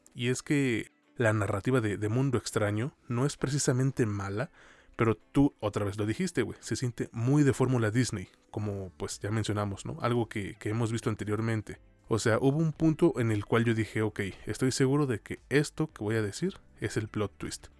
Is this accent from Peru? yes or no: no; Mexico; hablando como mexicano